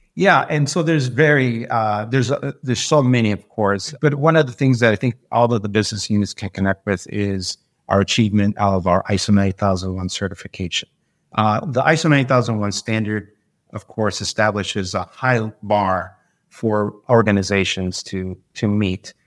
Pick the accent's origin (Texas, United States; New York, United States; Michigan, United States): Michigan, United States; Detroit; moved away as an adult; now in Florida, United States; When I was young, I grew up in Detroit, came up through the, you know, uh, the city life a little bit